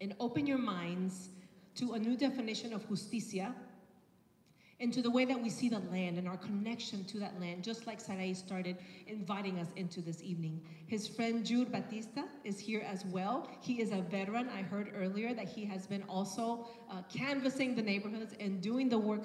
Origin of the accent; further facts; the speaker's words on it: Nicaragua; moved away; I am from Nicaragua